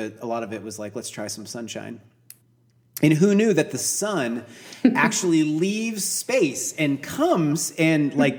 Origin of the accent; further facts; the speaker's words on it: Seattle, Washington, United States; moved away as an adult; also born or lived in Los Angeles, California; now in Austin, United States; I was born in LA, but I grew up in like Seattle.